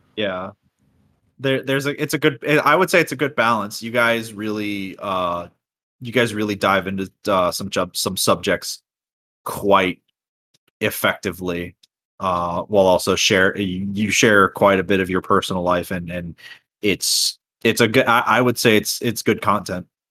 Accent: Florida, United States; I'm from Florida.

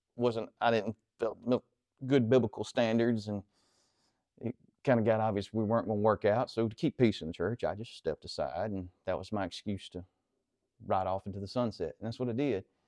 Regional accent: Central Mississippi, United States; I grew up here just behind Antioch in the woods

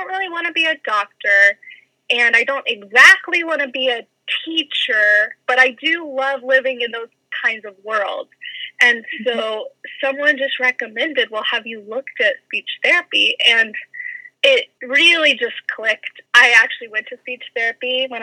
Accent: Lexington, Kentucky, United States; also born or lived in Georgia; I'm from Lexington originally

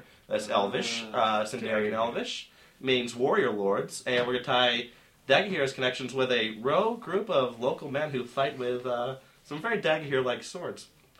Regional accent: western Pennsylvania, United States; moved away as an adult; also born or lived in Laconia, New Hampshire; now in Provo, United States; I was born in Laconia, New Hampshire. Lived there till I was three. Moved to a small valley in the foothills of the Appalachian Mountains, western Pennsylvania. Then I came to Brigham Young University.

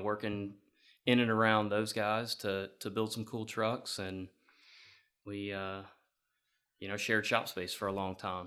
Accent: Georgia, United States; Growing up in Georgia, uh, hunting on our property down there

